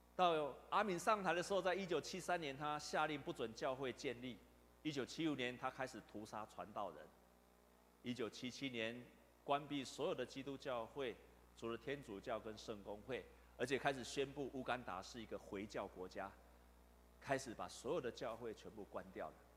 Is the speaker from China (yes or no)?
no; Taiwan; 我们台湾